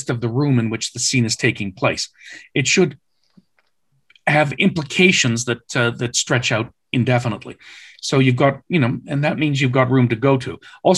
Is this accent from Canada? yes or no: yes; Canada; I'm Canadian by background.